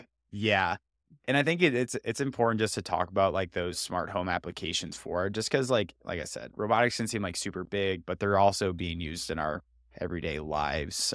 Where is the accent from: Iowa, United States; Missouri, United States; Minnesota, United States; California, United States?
Iowa, United States; I grew up in Iowa, but I actually never, I've been on a farm less than five times in my life